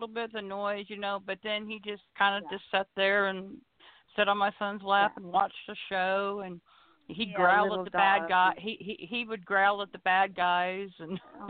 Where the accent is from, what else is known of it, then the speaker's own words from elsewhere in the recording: Kansas, United States; now in Arkansas, United States; Oh, well, I'm originally from Kansas. I live in Arkansas now. So I'm originally a Kansas girl, but I moved to Arkansas in 1988